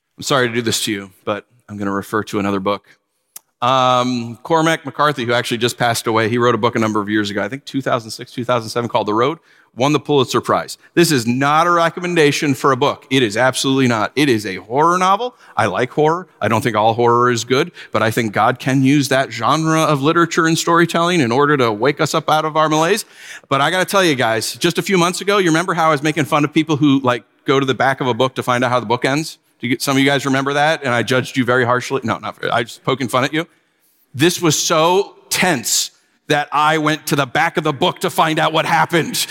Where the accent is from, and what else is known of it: New York, United States; born or raised there; moved away as an adult; also born or lived in Southern California